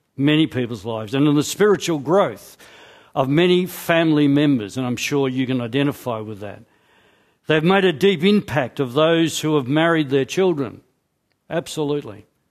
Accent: Scotland, United Kingdom; I'm Scottish

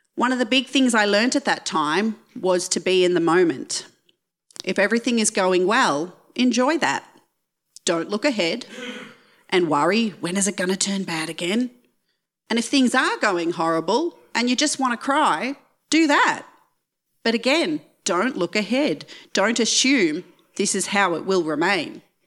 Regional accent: Geelong, Victoria, Australia; moved away as an adult; I grew up just outside of Geelong

